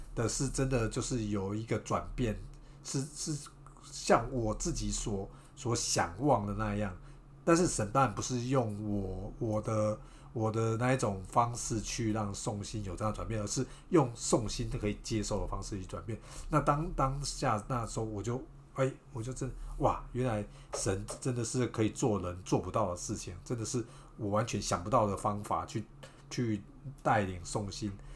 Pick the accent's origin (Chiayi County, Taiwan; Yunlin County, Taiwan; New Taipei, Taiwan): Yunlin County, Taiwan; Beigang; 我是来自北港，但是其实我也不拜妈祖那些的，我也没有偶像崇拜那些